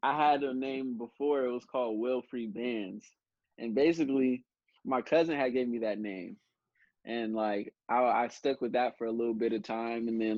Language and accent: English; Antioch, California, United States; also born or lived in Modesto, California / Oakley, California; I grew up in Antioch